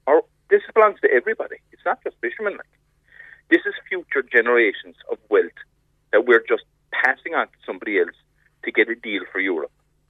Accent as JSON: {"language": "English", "area": "West Cork", "region": "Munster", "country": "Ireland", "said": "I am from West Cork, and I've seen in my lifetime our local towns and villages being decimated and employment and shops closing."}